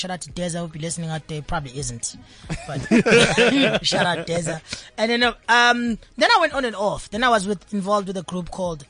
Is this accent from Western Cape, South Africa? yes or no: no; KwaZulu-Natal, South Africa; That's where I rap. But everyone says I'm from Durban because it's an easy reference point.